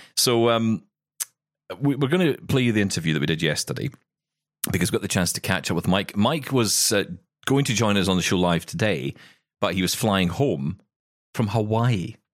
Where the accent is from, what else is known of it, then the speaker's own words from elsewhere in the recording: Scotland, United Kingdom; I'm a Scottish